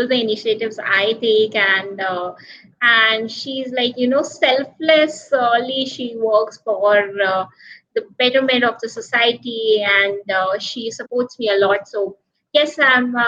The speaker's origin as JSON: {"language": "English", "town": "Roorkee", "region": "Uttarakhand", "country": "India", "tie": "born or raised there", "also_born_or_lived": "Delhi, India", "moved": "as an adult", "lives_now": "Mumbai, India", "said": "I was born in Delhi, which is the capital city of the country. Uh-huh. And then I was brought up in Roorkee, which is a small"}